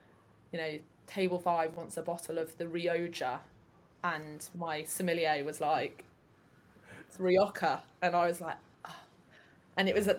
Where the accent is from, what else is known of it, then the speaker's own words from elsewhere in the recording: England, United Kingdom; I'm from England